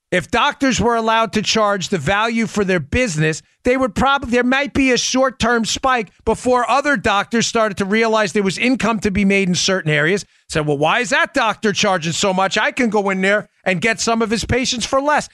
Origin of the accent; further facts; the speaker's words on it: New York, United States; moved away; in New York, my, my home state where I, where I was born and raised